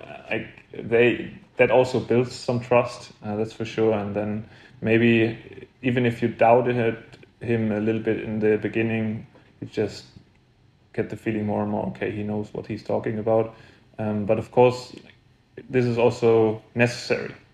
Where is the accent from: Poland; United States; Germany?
Germany; Saarbrücken, Saarland; I was born in Saarbrücken also, so it's a real home tournament for me